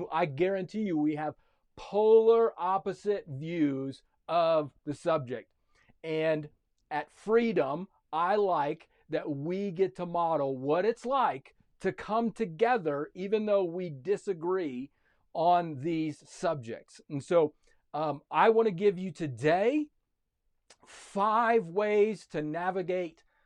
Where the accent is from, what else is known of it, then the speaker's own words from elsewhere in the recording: United States; I am a citizen of America